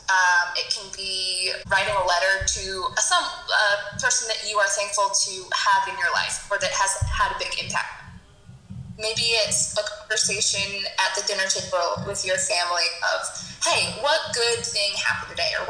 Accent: Colorado, United States; now in Fort Benning, Georgia, United States; I am originally from Colorado, but like Kayla said, I now work at Fort Benning in Georgia.

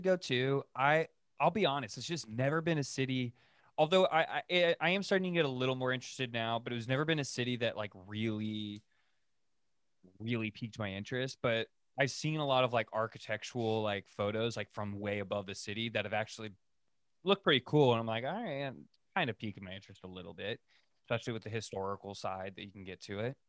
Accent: California, United States; growing up in California

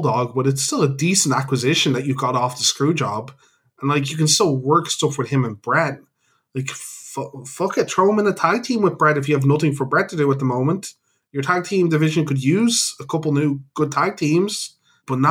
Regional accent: Ireland; We're Irish.

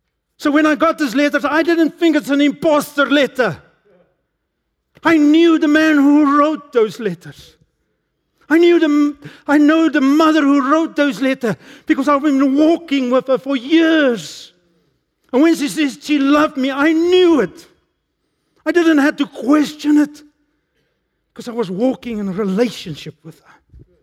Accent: Emalahleni, Mpumalanga, South Africa; As a young man, I grew up in Emalahleni, that time Witbank.

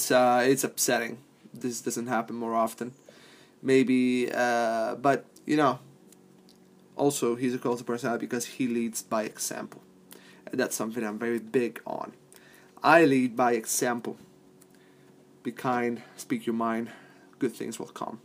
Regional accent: Palermo, Sicily, Italy; moved away; my hometown of Palermo

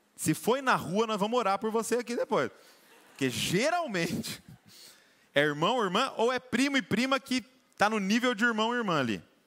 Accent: Brazil

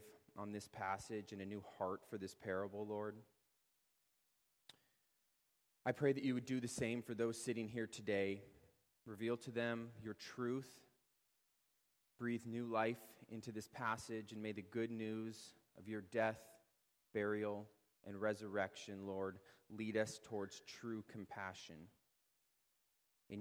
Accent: Edmonds, Washington, United States; I was born and raised here in Edmonds

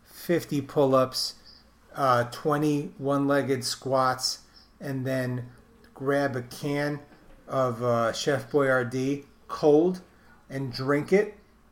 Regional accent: New York City, New York, United States; I grew up in New York City. I'm in my late 30s.

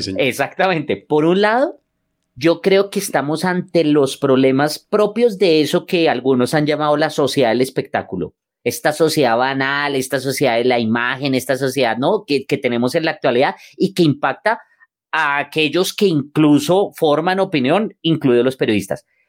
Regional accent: Colombia; somos nosotros como colombianos

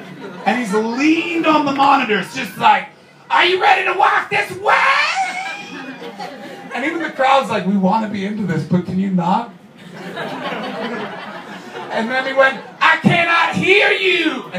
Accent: Canada; I'm a Canadian, Justin Bieber is a Canadian, and Canadians, we don't let our celebrities forget that they were celebrities.

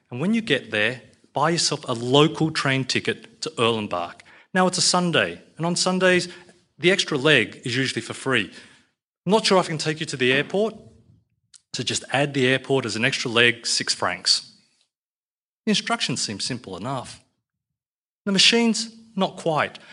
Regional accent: Australia; I'm an Aussie Chinaman

